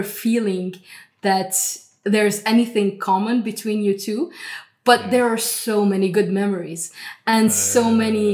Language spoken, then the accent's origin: English; Lebanon; I grew up in Lebanon